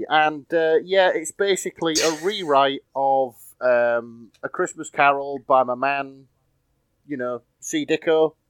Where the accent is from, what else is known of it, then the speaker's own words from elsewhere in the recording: United Kingdom; accent: thick Northern; It's my thick Northern accent.